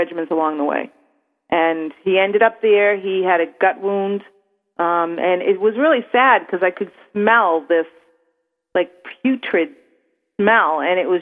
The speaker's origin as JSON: {"language": "English", "country": "United States", "accent": "Yankee", "said": "my Yankee accent"}